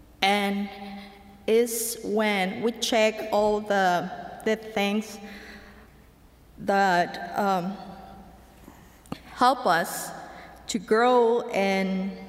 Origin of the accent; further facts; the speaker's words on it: Mexico; English is a second language; moved away as an adult; now in United States; I'm from Mexico